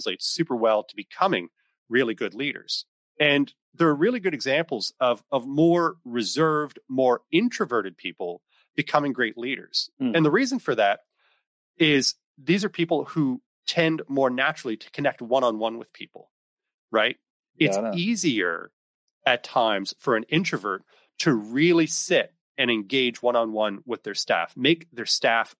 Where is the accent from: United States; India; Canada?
Canada; East Coast of Canada, Atlantic Canada; moved away as an adult; also born or lived in Ontario; I'm from the East Coast of Canada